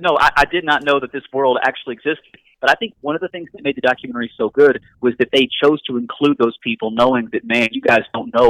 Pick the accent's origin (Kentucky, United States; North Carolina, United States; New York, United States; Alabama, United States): Kentucky, United States; Bullitt County; I grew up in Bullitt County, Kentucky, just south of Louisville.